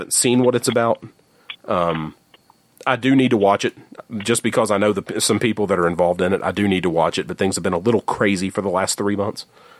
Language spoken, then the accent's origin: English; West Virginia, United States; There are people who absolutely do not believe that I'm from West Virginia because of the way I talk.